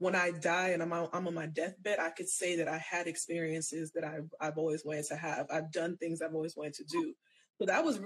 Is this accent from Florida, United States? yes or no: yes; Florida, United States; I'm so from Florida